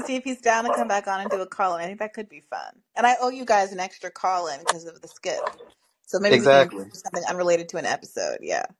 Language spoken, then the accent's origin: English; Kenya; moved away; when we were growing up in Kenya